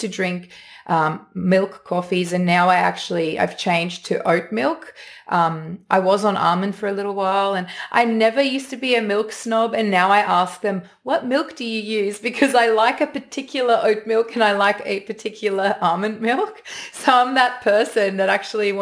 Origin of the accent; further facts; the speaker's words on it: South Africa; moved away; Growing up in South Africa and a farm, and there was cattle